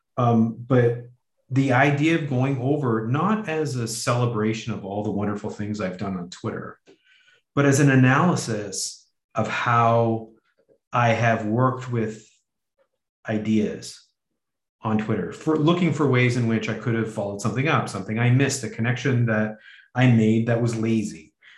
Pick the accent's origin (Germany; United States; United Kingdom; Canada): Canada; Canadian white heterosexual male